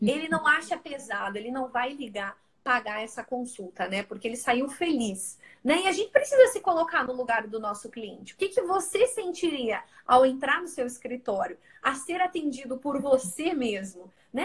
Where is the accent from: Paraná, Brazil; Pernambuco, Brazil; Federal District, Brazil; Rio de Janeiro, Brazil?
Paraná, Brazil; Curitiba; Eu estou em São Paulo também, né? Embora eu sou de Curitiba